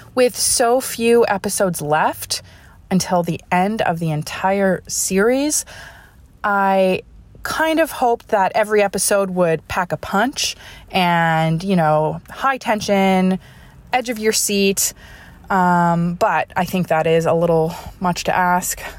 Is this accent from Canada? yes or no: yes; Ontario, Canada; now in Nova Scotia, Canada; although I grew up in Ontario